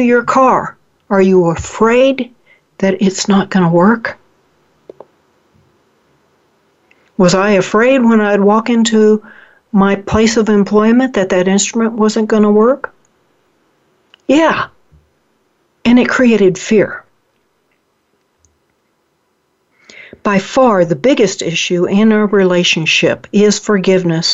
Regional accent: Oklahoma, United States; moved away; I'm originally from Oklahoma.

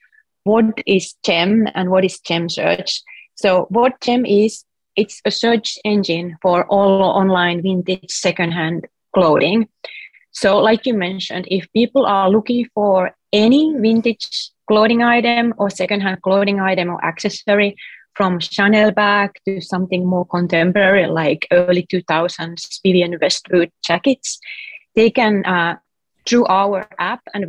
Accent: Finland; English is a second language; moved away as an adult; now in San Francisco, United States; originally I'm from Finland, if you can hear a weird accent

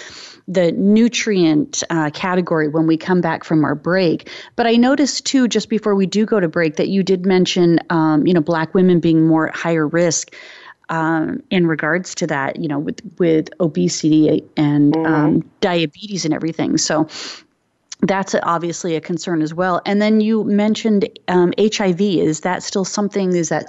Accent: Phoenix, Arizona, United States; I grew up in Phoenix, and, you know, I'm low on vitamin D.

